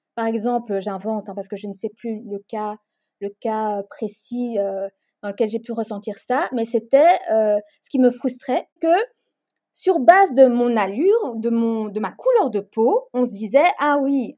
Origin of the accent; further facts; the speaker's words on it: Brussels, Brussels-Capital Region, Belgium; also born or lived in Congo; j'ai grandi, j'ai vécu la majorité de ma vie en Belgique, à Bruxelles. Je suis née à Bruxelles, mais j'ai vécu quelques années de ma vie au Congo également.